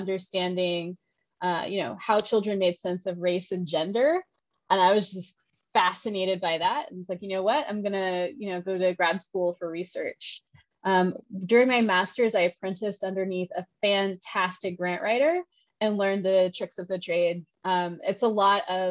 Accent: Texas, United States; I am from Texas, so I will say y'all

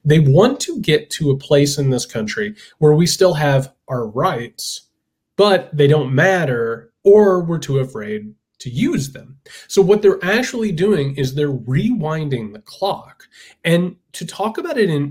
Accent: Indiana, United States; I'm from Indiana. I come from a working class, poor as dirt family, factory workers, laborers, all

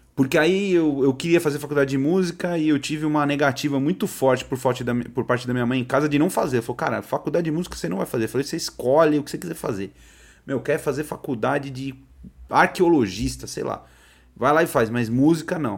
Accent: São Paulo, Brazil; eu sou de São Paulo, né? Sou da Zona Norte aqui de São Paulo. Eu morei a maior parte da minha vida num, num bairro aqui que chama Tremembé.

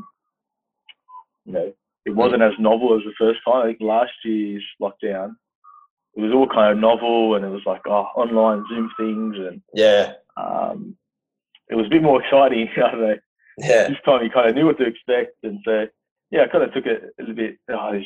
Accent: Sydney, New South Wales, Australia; I grew up in West Sydney, so I'm a Southwest Sydney boy

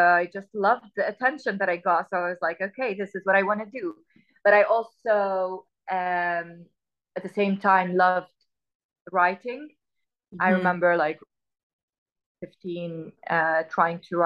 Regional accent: United Arab Emirates; also born or lived in Khorfakkan, Sharjah / Sharjah / Dubai / Abu Dhabi; I was born in a village in the United Arab Emirates. It's called Khorfakkan.

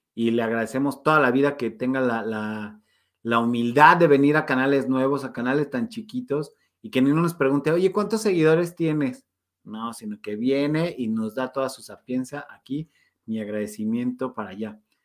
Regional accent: Mexico; como somos los mexicanos, bien chambeadores

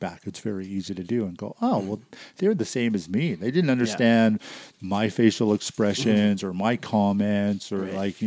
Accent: Surrey, British Columbia, Canada; I grew up in Surrey, BC

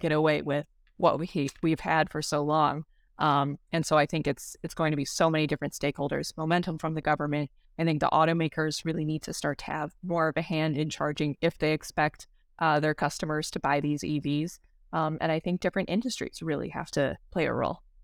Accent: Detroit, Michigan, United States; born and raised in the Metro Detroit area

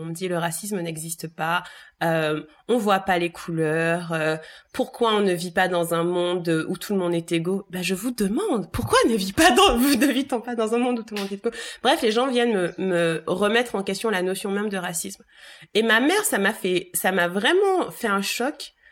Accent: Bouillante, Guadeloupe; j'ai grandi à Bouillante, ma mère est de Bouillante

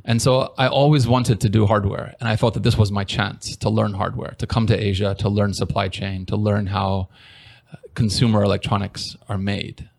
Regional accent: San Diego, California, United States; moved away as an adult; now in Taiwan; I'm originally from San Diego, California. I've been here for, I guess, 16 years now.

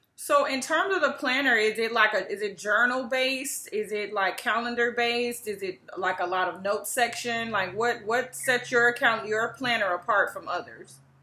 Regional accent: Chicago, Illinois, United States; my hometown, Chicago

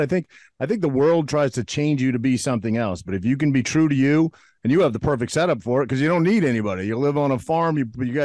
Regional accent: Maine, United States; moved away; also born or lived in New Jersey; I grew up in Maine. I spent half my life in Maine

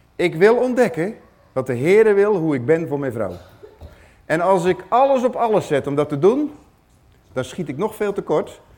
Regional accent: Netherlands; ik ben Nederlander

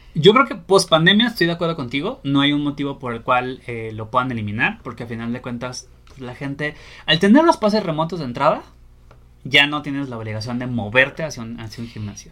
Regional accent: Torreón, Coahuila, Mexico; moved away; yo soy originario de Torreón

